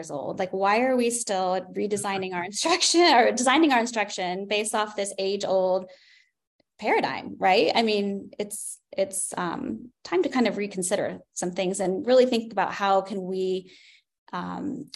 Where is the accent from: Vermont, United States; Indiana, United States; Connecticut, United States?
Indiana, United States; Wabash; I grew up in a small town. I'm from Wabash, Indiana